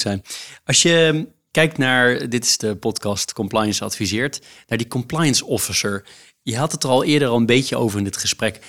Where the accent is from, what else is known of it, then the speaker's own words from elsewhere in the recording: Netherlands; als Nederlander